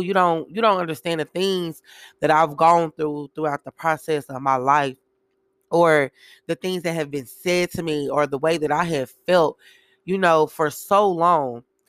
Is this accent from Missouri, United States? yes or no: yes; Kansas City, Missouri, United States; I am from Kansas City, Missouri